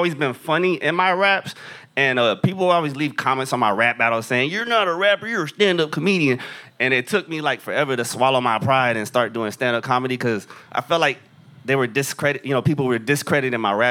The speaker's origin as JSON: {"language": "English", "town": "Corpus Christi", "region": "Texas", "country": "United States", "said": "I'm from Corpus Christi, the city of Salinas"}